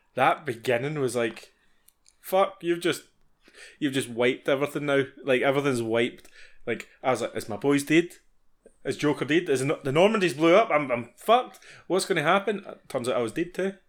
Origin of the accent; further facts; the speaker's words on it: Scotland, United Kingdom; being Scottish